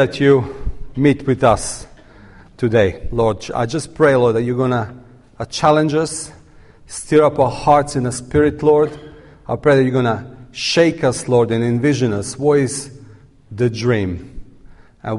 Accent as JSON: {"language": "English", "country": "Serbia", "said": "I'm coming from Serbia"}